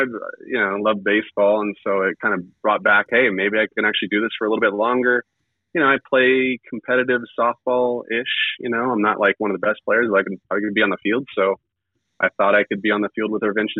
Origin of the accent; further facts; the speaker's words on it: Riverside, California, United States; I'm originally from Riverside as well, like where Gil lives